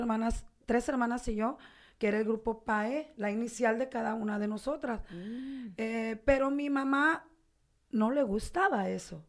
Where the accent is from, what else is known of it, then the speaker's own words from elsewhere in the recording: Los Mochis, Sinaloa, Mexico; moved away as an adult; now in Tijuana, Mexico; mi ciudad natal, que amo tanto y estoy orgullosa de ella, no me dio en 42 años